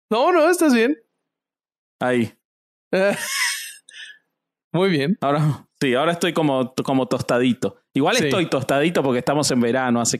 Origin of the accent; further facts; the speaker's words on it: Basque Country, Spain; que yo soy vasco